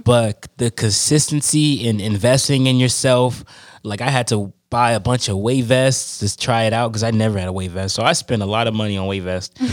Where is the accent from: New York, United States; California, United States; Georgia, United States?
California, United States; Oakland; I'm from, born and raised in Oakland, California